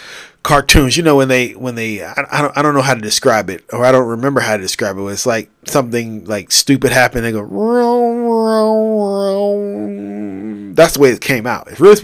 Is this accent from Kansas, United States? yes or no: no; California, United States; 11 o'clock in the morning, about to go to lunch because I'm a Californian. Because I am a Californian.